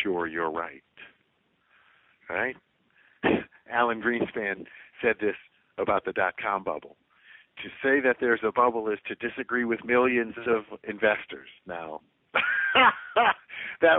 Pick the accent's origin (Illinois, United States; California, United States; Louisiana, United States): Louisiana, United States; New Orleans; growing up in New Orleans, and especially as a music lover